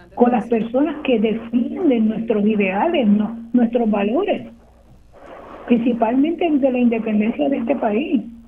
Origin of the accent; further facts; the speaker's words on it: Lares, Puerto Rico; moved away; Actualmente no vivo en Lares, pero me crié en Lares